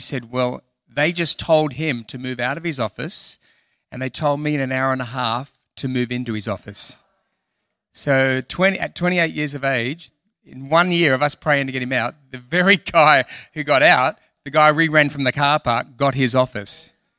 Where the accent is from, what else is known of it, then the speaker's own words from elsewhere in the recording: Perth, Western Australia, Australia; Good morning. I'm from Perth and I'm freezing.